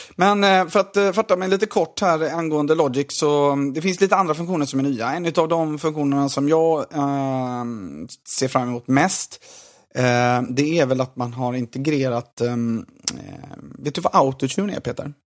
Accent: Gothenburg, Västra Götaland, Sweden; som göteborgare

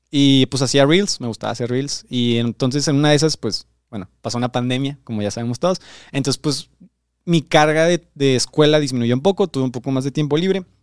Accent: Veracruz, Mexico; moved away as an adult; now in Monterrey, Mexico; de Veracruz, yo ni siquiera soy de, aquí de Monterrey. Yo aquí en Monterrey llevo como. Ya menos se cumplen los seis meses.

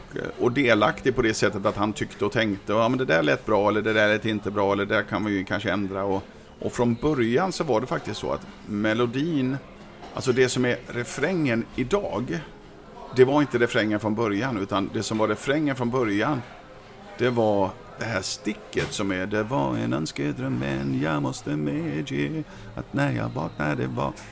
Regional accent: Sweden; som svensk ung kille, 18 år gammal

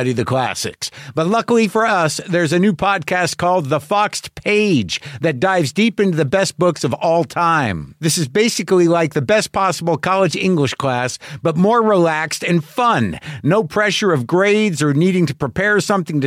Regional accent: Albuquerque, New Mexico, United States; also born or lived in New Jersey; I was born in Jersey, but I mostly grew up in Albuquerque

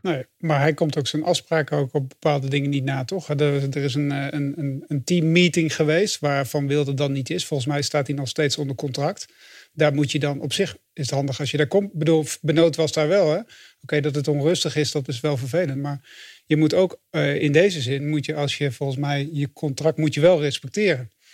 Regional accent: Flanders, Belgium; als Vlaming

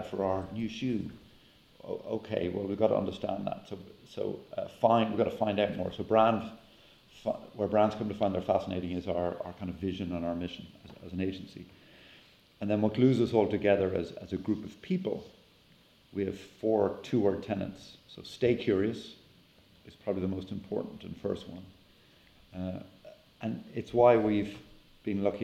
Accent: Ireland; now in United States; back home in Ireland

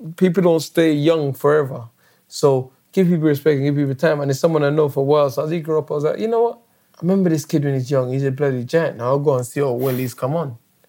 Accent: London, United Kingdom; I'm British. Of course, I'm British and I'm London. Of course, I'm going to say London

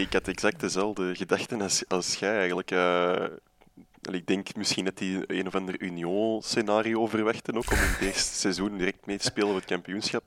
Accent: Antwerp, Flanders, Belgium; oorspronkelijk ben ik van Borgerhout

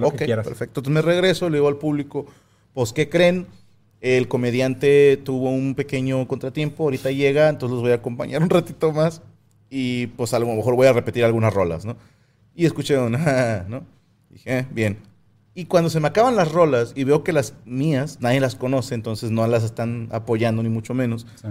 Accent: Cuautla, Morelos, Mexico; moved away; yo nací en Cuautla Morelos. Bueno, nací en Cuautla Morelos

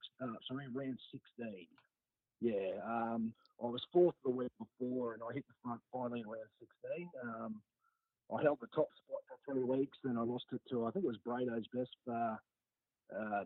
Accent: Brisbane, Queensland, Australia; I grew up in Banyo, even though I haven't lived there for over 20 years

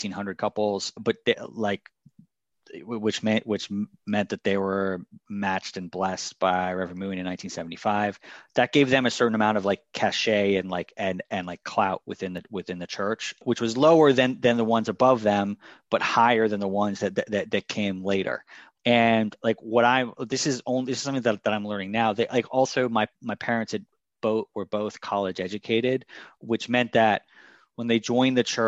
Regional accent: Washington, District of Columbia, United States; also born or lived in New York City; I moved to DC when I was maybe like 4 or 5

